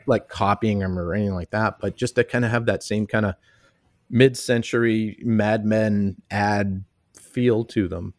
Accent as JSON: {"language": "English", "town": "Boston", "region": "Massachusetts", "country": "United States", "tie": "born or raised there", "moved": "as an adult", "lives_now": "Minneapolis, United States", "said": "I grew up in Boston, and I came out here to Minneapolis to go to s, college"}